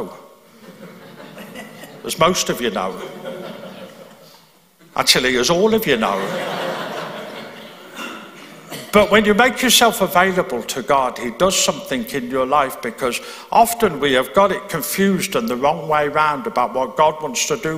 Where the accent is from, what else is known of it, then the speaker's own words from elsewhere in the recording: Birmingham, West Midlands, United Kingdom; moved away as an adult; now in Belfast, United Kingdom; I'm from Birmingham in England.